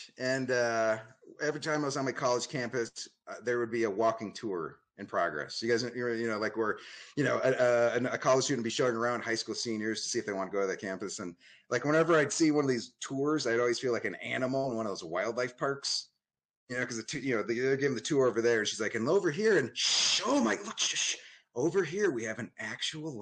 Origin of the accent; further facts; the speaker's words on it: Phoenix, Arizona, United States; also born or lived in Toledo, Ohio; I moved to Phoenix at the age of two